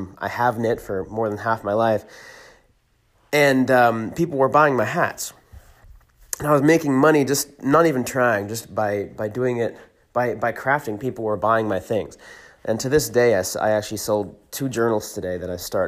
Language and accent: English; California, United States; born or raised there; also born or lived in Hershey, Pennsylvania